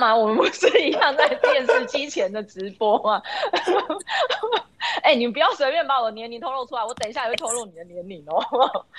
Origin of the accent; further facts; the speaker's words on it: Taiwan; 明明全世界都注意到我们台湾，也都称呼我们是台湾的时候